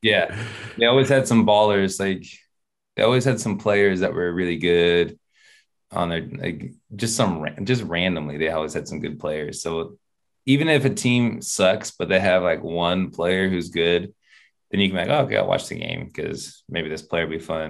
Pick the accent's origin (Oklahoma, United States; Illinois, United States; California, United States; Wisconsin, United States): California, United States; Sacramento; I'm from Sacramento, so we had the Kings out there